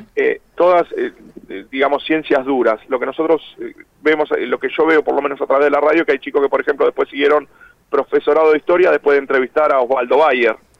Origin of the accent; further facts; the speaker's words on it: Argentina; somos siete los argentinos